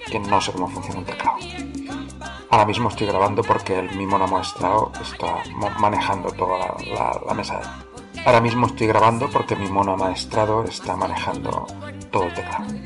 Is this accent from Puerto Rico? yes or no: no; Barcelona, Catalonia, Spain; la verdad es que nunca salí de Barcelona, no, de la provincia, sino de la ciudad, hasta cumplido los 40 años.